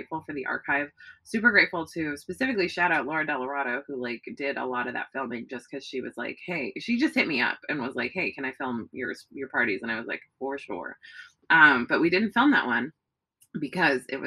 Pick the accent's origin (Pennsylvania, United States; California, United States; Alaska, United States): California, United States; Bay Area; also born or lived in New York; now in Los Angeles, United States; I grew up in the Bay Area